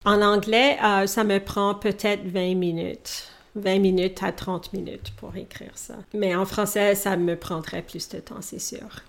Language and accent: French; Edmonton, Alberta, Canada; first language English; French is a second language; also born or lived in Thunder Bay, Ontario, Canada; Thunder Bay, dans la province de l'Ontario, au Canada. Mes parents sont originaires du Sri Lanka. Alors, eux, ils parlent deux langues différentes. Mon père parle le tamoul et ma mère le singalais, mais nous parlions l'anglais à la maison. Alors que j'ai eu quatre ans et demi, nous avons déménagé à Edmonton, qui est dans une autre province au Canada, l'Alberta